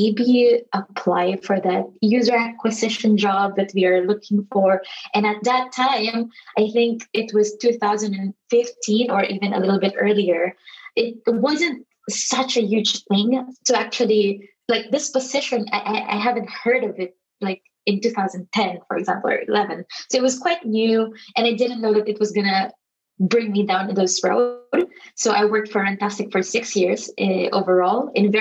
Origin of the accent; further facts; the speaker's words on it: Philippines; now in Barcelona, Spain; I'm from the Philippines and I'm based in Barcelona.